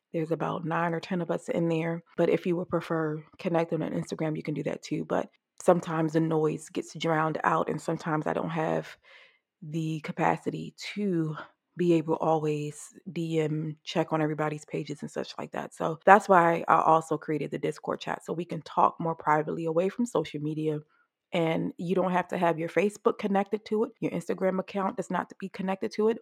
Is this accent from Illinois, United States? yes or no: no; Maryland, United States; Johns Hopkins here in Maryland, my home state.